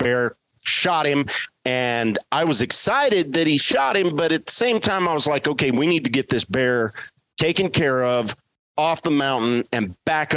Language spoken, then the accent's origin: English; West Texas, United States; growing up in West Texas, where I was raised